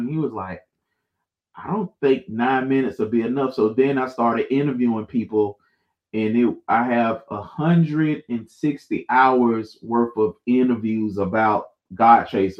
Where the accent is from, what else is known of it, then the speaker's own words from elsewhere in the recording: Jacksonville, Florida, United States; And I'm from the South, so it's … That's what it's about. And if I could embrace the sound of Duval County, where I live